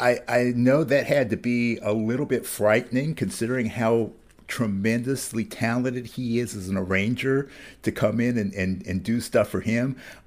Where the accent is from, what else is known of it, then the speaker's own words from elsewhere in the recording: Ohio, United States; now in Pennsylvania, United States; I was born in Ohio, and I spent a lot of time moving around through that area. I live in Pennsylvania now